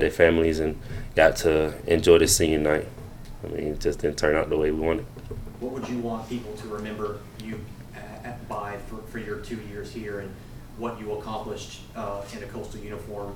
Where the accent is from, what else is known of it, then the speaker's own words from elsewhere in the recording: Greenwood, South Carolina, United States; growing up in Greenwood